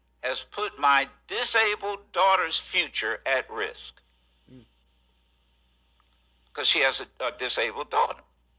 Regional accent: Pennsylvania, United States; Jews like me were literally slaughtered in their place of worship in my home state of Pennsylvania

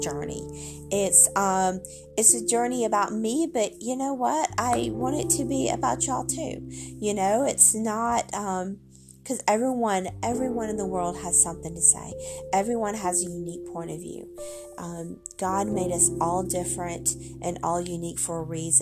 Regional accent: the South, United States; I am from the South. If you cannot tell from my accent, that yes, I am from the South.

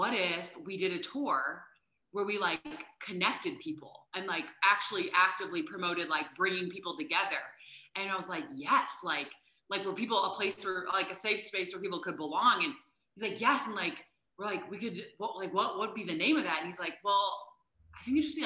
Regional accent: Indiana, United States; moved away as an adult; also born or lived in New York City; we're from Indiana.

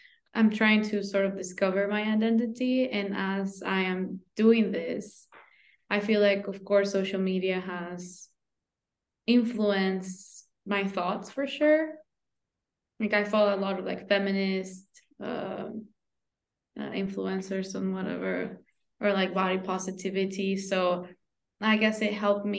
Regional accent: Ecuador; I'm from Ecuador

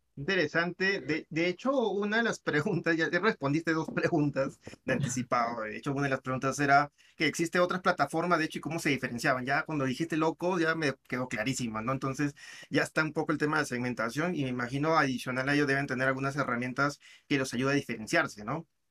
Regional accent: Peru; Yo sé que yo soy peruano

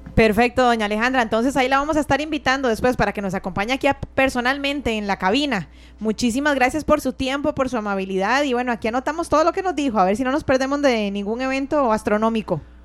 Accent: Costa Rica; como costarricenses

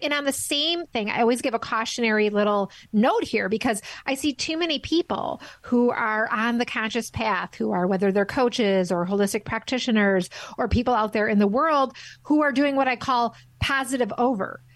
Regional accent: Midwest, United States; I'm from the Midwest in the in the states

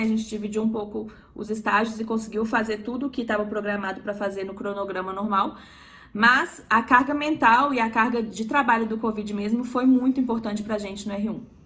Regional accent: Belo Horizonte, Minas Gerais, Brazil; moved away as an adult; now in São Paulo, Brazil; Sou de BH, Minas Gerais. Eu mudei para São Paulo ano passado para poder fazer residência

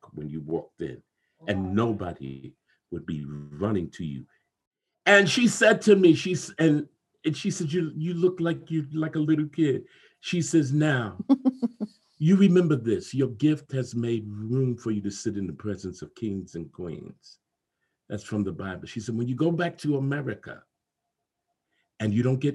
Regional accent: New York City, New York, United States; moved away as an adult; also born or lived in Providence, Rhode Island; now in Dallas, United States; I grew up in New York, Brooklyn, New York, and I grew up during the Black Arts Movement

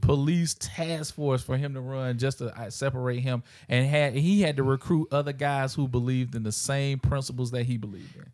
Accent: South Carolina, United States; growing up in South Carolina

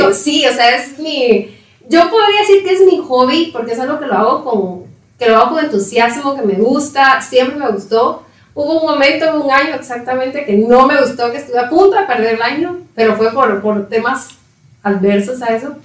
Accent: Patulul, Suchitepéquez, Guatemala; moved away as an adult; also born or lived in Coatepeque, Quetzaltenango; now in Guatemala City, Guatemala; Crecí en Paturul, Suchitepeques

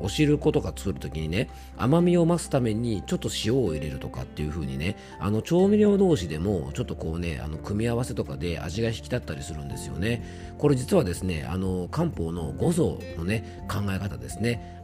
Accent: Yamanashi, Japan; 僕の地元

